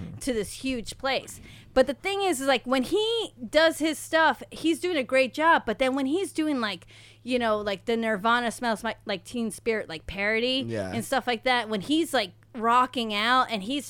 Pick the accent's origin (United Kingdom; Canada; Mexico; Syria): Mexico; moved away; I grew up with them in Mexico